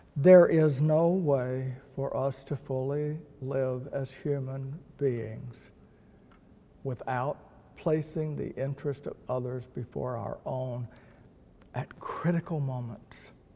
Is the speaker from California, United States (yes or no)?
no; Texas, United States; I am a Texan